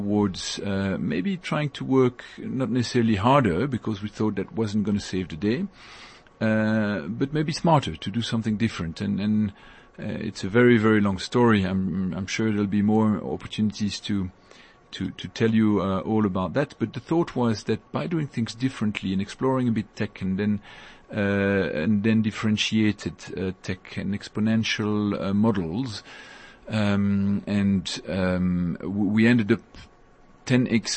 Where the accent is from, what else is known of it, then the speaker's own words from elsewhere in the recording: Brussels, Brussels-Capital Region, Belgium; moved away as an adult; also born or lived in Europe; now in Johannesburg, South Africa; I was born in Belgium and in Brussels